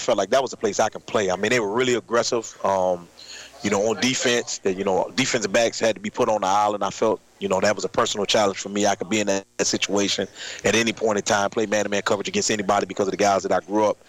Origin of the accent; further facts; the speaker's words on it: Miami, Florida, United States; moved away as an adult; also born or lived in Northern Virginia / Southwest Virginia; now in Richmond, United States; my hometown of Miami, Florida